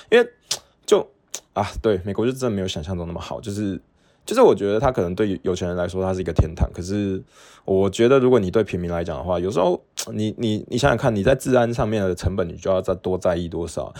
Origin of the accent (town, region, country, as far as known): Taiwan